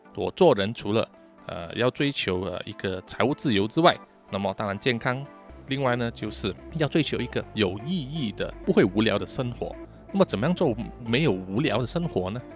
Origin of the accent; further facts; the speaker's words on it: Malaysia; 我们马来西亚人